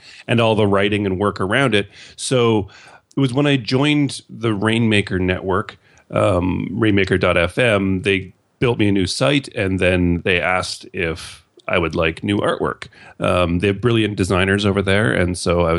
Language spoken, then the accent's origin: English; Canada; being Canadian